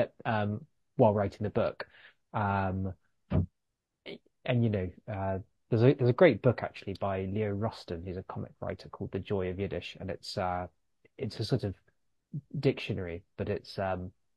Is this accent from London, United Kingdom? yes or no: yes; London, United Kingdom; also born or lived in New York; I grew up in West London